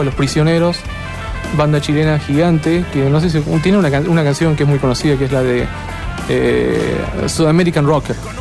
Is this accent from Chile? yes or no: no; Argentina; Yo como argentino